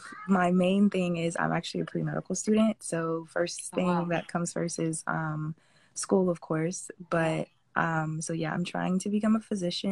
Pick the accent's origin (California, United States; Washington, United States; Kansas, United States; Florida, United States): Florida, United States; Fort Lauderdale; So I was born in Florida, and I've been in Florida ever since, specifically from Fort Lauderdale, Florida.